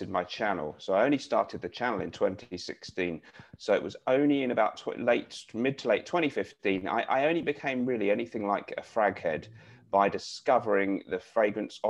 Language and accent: English; London, United Kingdom; I was born in Barnet in Hertfordshire / London. It's the very northern outskirts of North London.